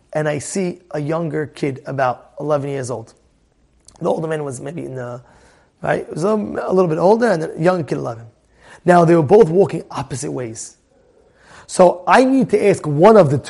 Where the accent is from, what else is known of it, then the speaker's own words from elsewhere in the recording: United States; I'm an American guy